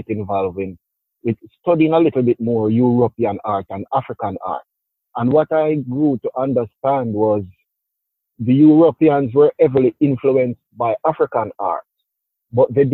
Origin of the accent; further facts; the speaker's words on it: Jamaica; moved away as an adult; now in New York, United States; I'm originally from Jamaica, fully bred